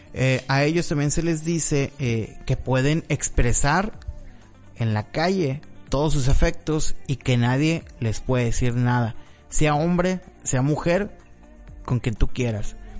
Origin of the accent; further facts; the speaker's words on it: Mexico; los mexicanos somos